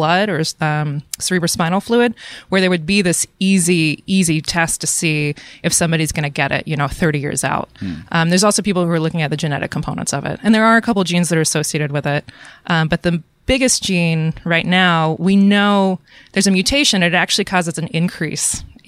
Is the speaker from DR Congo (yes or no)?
no; Atlanta, Georgia, United States; moved away as an adult; now in Portland, United States; I grew up in Atlanta. I went to school in Atlanta, and I worked in a lab in Atlanta